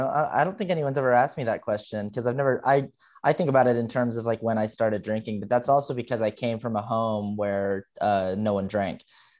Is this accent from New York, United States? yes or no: no; Utah, United States; And I grew up Mormon in Utah, and nobody drank. Nobody in my neighborhood drank.